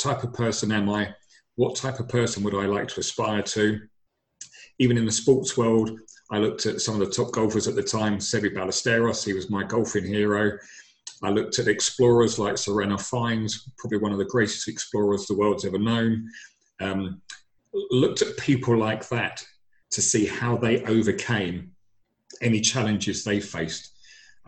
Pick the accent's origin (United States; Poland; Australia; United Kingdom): United Kingdom; London; I'm originally from London